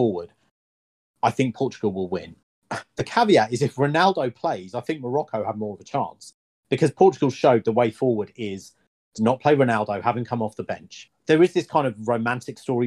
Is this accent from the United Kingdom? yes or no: yes; England, United Kingdom; as I'm English